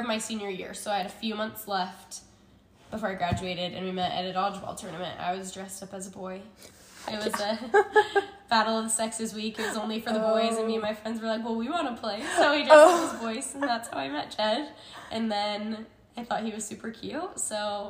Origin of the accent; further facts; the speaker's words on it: St. George, Utah, United States; I was born and raised in St. George. From here, love it here. Probably will never leave.